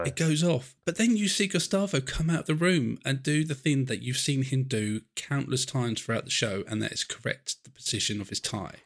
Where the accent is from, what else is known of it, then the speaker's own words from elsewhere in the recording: England, United Kingdom; I'm English. I'm in England